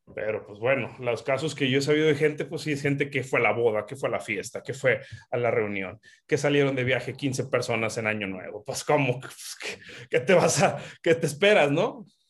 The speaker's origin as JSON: {"language": "Spanish", "country": "Mexico", "said": "somos mexicanos"}